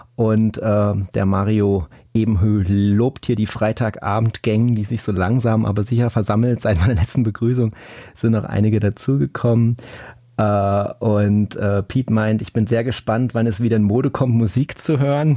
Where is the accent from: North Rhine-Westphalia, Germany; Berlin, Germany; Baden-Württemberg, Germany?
Baden-Württemberg, Germany; Black Forest; bei uns im Schwarzwald